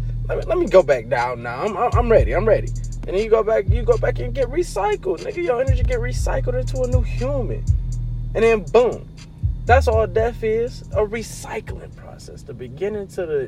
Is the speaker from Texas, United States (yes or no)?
no; Ohio, United States; that's that Cleveland shit, nigga. I'm from the Burbs. That's that Cleveland shit.